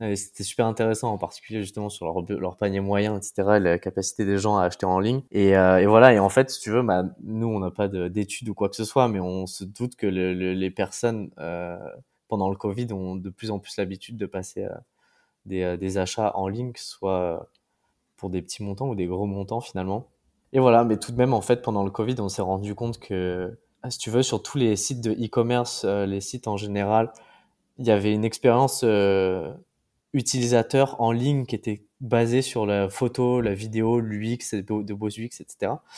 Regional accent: Paris, Île-de-France, France; moved away as an adult; now in Brussels, Belgium; je suis parisien, déménagé à Bruxelles

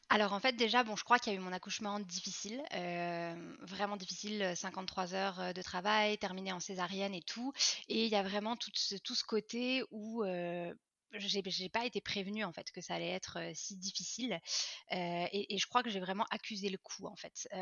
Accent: France; moved away as an adult; now in Montreal, Canada; je suis française d'origine mais je vis à Montréal depuis 9 ans

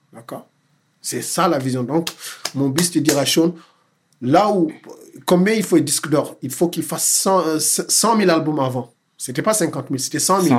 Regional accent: Dakar, Senegal; moved away; J'ai grandi à Dakar

